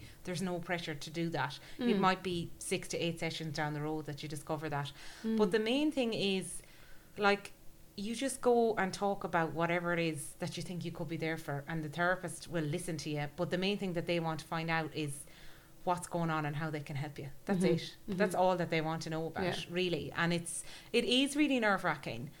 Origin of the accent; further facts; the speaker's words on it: Galway, Connacht, Ireland; I grew up in Galway, right? In the middle of nowhere